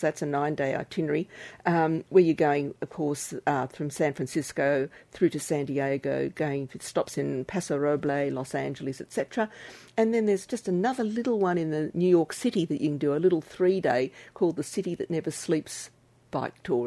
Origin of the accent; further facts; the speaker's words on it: Australia; from Australia as, as an Australian citizen